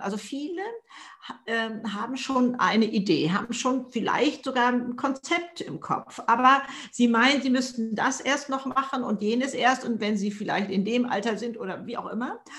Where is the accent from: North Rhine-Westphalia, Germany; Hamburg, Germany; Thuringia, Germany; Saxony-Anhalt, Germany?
Hamburg, Germany; ich komme aus Hamburg hier im Norden